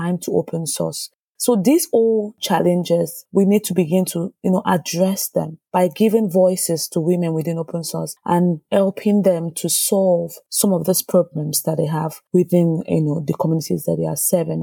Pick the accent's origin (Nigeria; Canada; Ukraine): Nigeria; moved away as an adult; now in Sweden; I grew up in Nigeria, like I said, and at the time I grew up, the trending careers were doctors, engineers, lawyers.